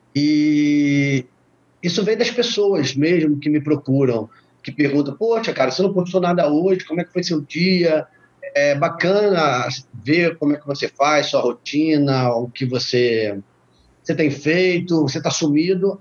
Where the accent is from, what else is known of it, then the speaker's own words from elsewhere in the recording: Rio de Janeiro, Brazil; moved away as an adult; also born or lived in Petrópolis; now in Florida, United States; eu sou do Rio de Janeiro, fui para Petrópolis montar um negócio